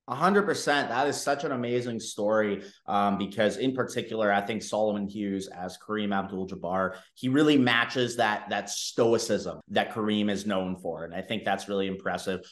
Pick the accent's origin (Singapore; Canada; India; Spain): Canada; me being Canadian myself